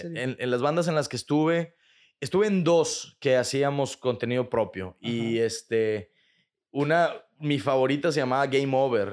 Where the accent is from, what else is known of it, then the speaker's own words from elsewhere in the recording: Monterrey, Nuevo León, Mexico; also born or lived in Chicago, United States; now in Mexico City, Mexico; Yo soy de aquí de Monterrey. Yo soy de Monterrey.